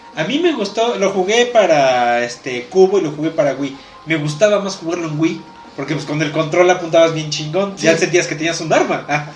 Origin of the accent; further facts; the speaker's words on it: Mexico; tú te quedas como mexicano